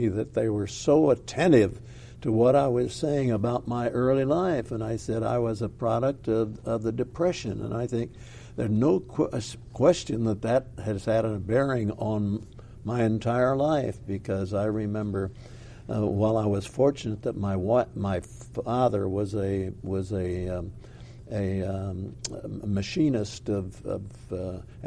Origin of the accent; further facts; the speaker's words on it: Peoria, Illinois, United States; I was from Peoria, or am from Peoria. I still regard it as my hometown